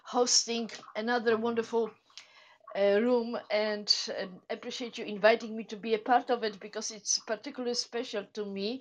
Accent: Poland; English is a second language; moved away; I am originally from Poland, as you can hear

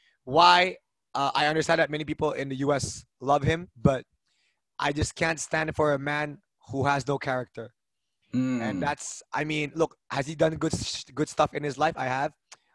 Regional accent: Norway; also born or lived in Denmark; So I grew up in Norway and Denmark.

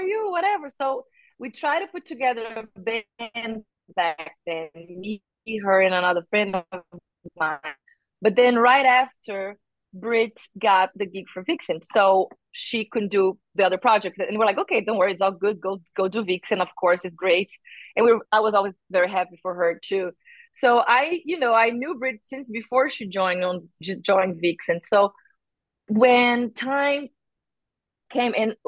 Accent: Brazil; moved away as an adult; now in United States; I'm from Brazil and I lived more than half of my life there

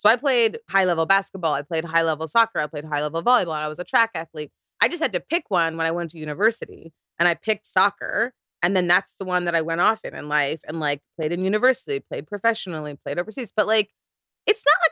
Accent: Canada; also born or lived in South Korea; as a Nigerian Canadian

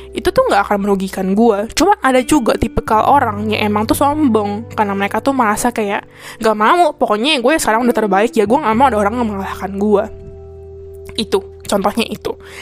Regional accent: Indonesia; now in Taiwan; kita sebagai orang Indo

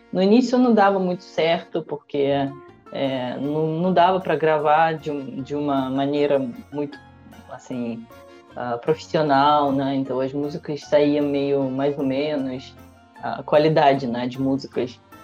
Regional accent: Russia; na cidade vizinha da, da minha cidade natal

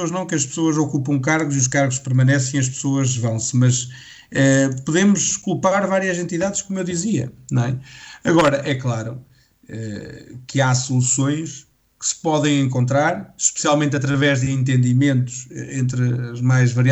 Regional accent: Vagos, Centro, Portugal; sou de Vagos

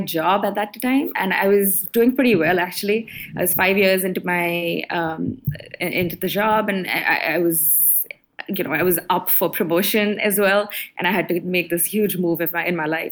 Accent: Mumbai, Maharashtra, India; moved away as an adult; now in Singapore; grow up in Bombay

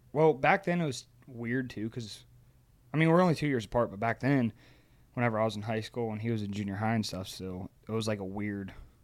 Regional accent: Ohio, United States; moved away; So, I am from Ohio, a tiny little town in Ohio.

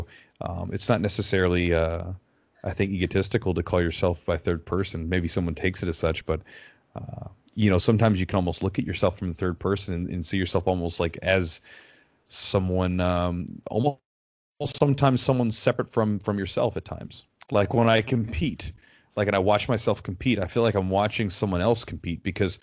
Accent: United States; as an American

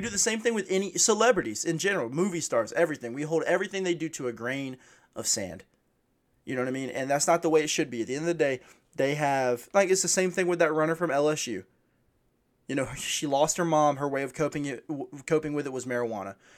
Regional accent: United States; as an American

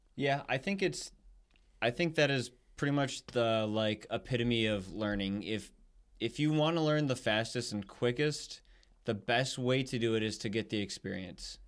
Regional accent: United States; we're American, you know, that's where we're from

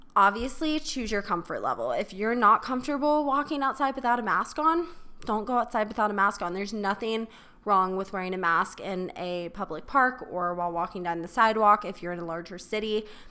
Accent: Charleston, South Carolina, United States; moved away; my hometown in Charleston

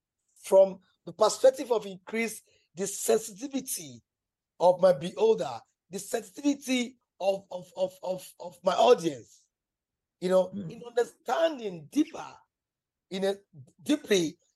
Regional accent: Nigeria; as a Nigerian artist

